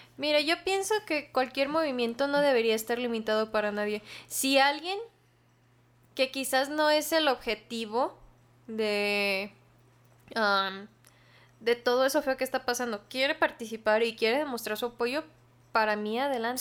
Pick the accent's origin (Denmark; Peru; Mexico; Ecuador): Mexico